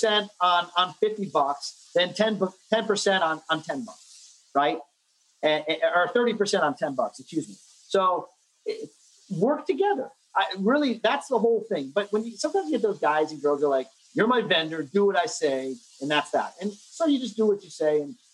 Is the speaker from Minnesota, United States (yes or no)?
no; New Jersey, United States; also born or lived in New York City; I grew up in New Jersey